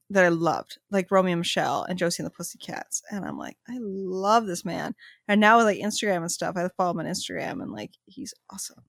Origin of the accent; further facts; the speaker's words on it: Canada; we're Canadian